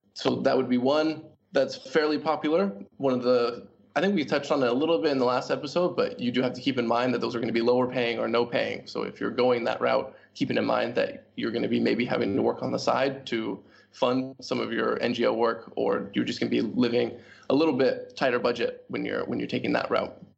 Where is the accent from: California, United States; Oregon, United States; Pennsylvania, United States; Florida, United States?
Oregon, United States; Portland; moved away as an adult; also born or lived in Hong Kong / Hanoi, Vietnam; now in Vietnam; growing up in Portland, Oregon